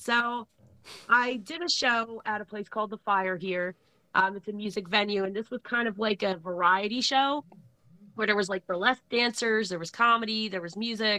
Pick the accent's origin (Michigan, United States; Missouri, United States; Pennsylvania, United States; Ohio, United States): Pennsylvania, United States; Philadelphia; also born or lived in Levittown; But I'm from Philly, and for some reason, like, people didn't mess with people who came from Philly.